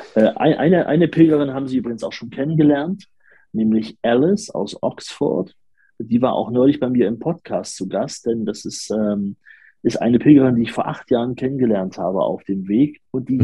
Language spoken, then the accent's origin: German; Leipzig, Saxony, Germany; ich bin auch aus Leipzig.